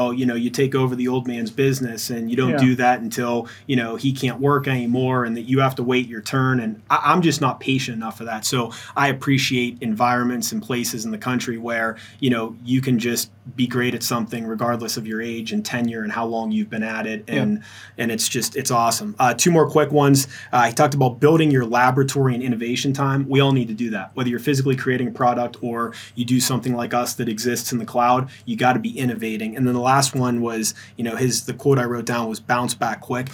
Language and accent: English; Pittsburgh, Pennsylvania, United States; now in Arizona, United States; I grew up in Pittsburgh